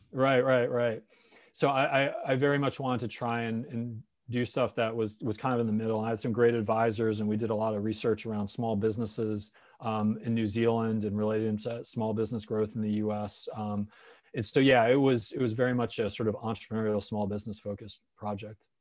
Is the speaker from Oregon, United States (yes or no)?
no; Connecticut, United States; I grew up in Connecticut